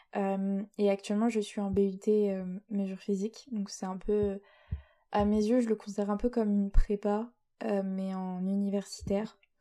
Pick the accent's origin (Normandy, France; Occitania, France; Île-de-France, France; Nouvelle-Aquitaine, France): Normandy, France; Rouen; je viens de Rouen, au milieu des vaches et euh, du bon fromage et de la pluie, euh, c'est-à-dire en Normandie